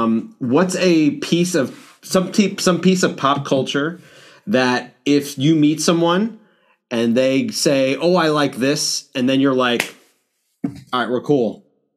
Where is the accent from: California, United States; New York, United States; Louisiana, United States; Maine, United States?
New York, United States; I grew up in New York.